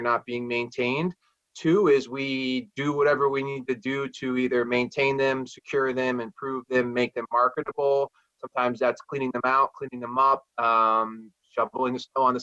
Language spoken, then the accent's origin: English; Bethlehem, New York, United States; I was raised in the Capital Region. I was grew up largely in the town of Bethlehem